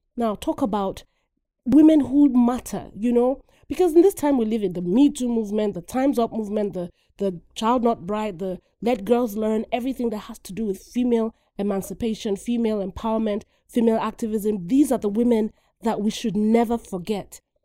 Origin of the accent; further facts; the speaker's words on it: Nigeria; moved away; Growing up in Nigeria, Africa, um, as a little girl going to school